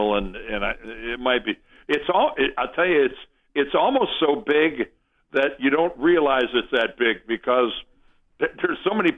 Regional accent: Canton, Ohio, United States; my hometown of Canton

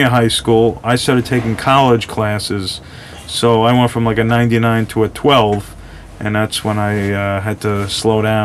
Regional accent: Long Island, New York, United States; I'm from Long Island, New York

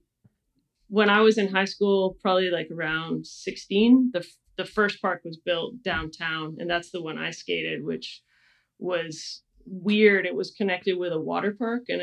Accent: Kelowna, British Columbia, Canada; now in Portland, United States; I grew up in Kelowna, British Columbia

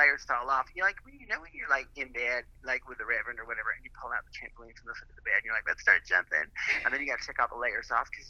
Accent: the South, United States; and you know I'm from the South, so I probably have more than I should.

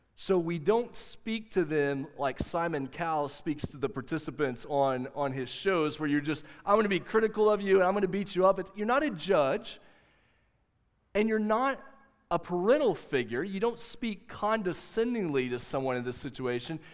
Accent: the South, United States; growing up in the South

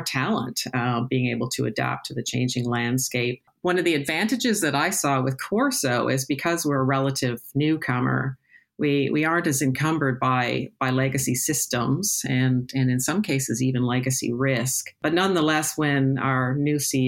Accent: Toronto, Ontario, Canada; moved away as an adult; also born or lived in United Kingdom; now in London, United Kingdom; As you may tell from my accent, I'm originally from Toronto, Canada

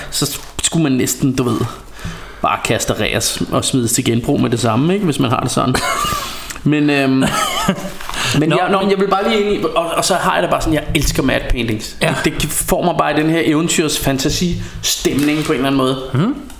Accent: Denmark; vi bare som danskere

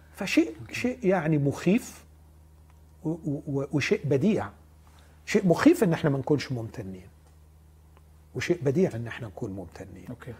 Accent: Egypt; احنا بنهرج كمصريين

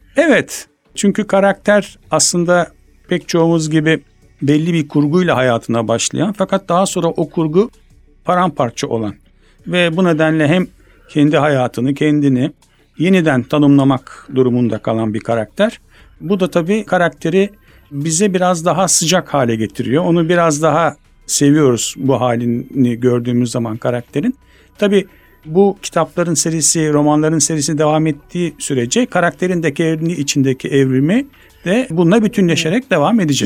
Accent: Istanbul, Turkey; Ben İstanbul doğumluyum 1964

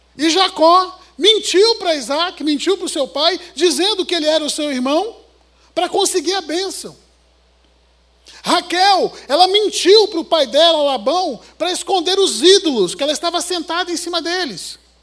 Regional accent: Rio de Janeiro, Brazil; como um bom carioca de chinelo

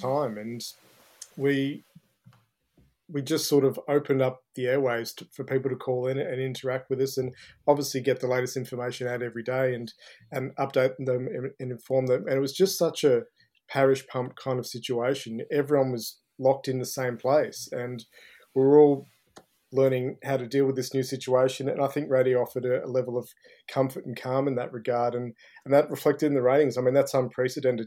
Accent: Ballarat, Victoria, Australia; now in Melbourne, Australia; growing up in Ballarat was uh, was a bit of fun. You know, I sort of left um, Boxing Day when I was 18

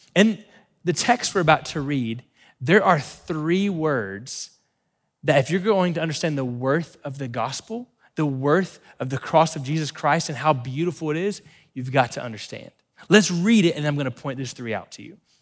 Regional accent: Florida, United States; we grew up in Florida

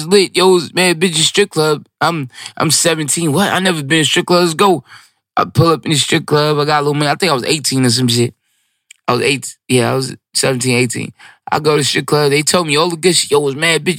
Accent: New York City, New York, United States; I'm from Brooklyn. Like, I'm really of this

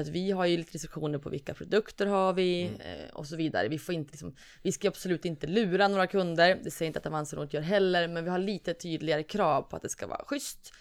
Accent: Norrland, Sweden; moved away; also born or lived in Gothenburg; från Norrland

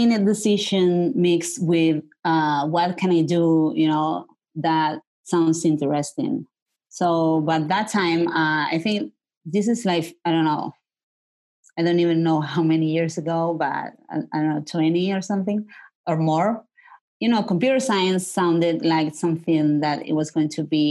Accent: Marbella, Andalusia, Spain; moved away as an adult; also born or lived in Berkeley, California; I grew up in the south of Spain, in Malaga, in a town that is called Marbella

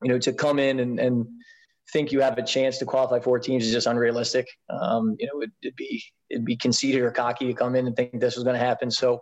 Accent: Baltimore, Maryland, United States; I grew up in the Baltimore area, played all my club soccer there.

